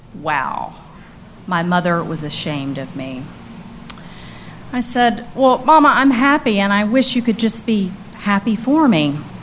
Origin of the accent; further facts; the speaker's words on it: Mississippi, United States; moved away; I'm from I'm from Mississippi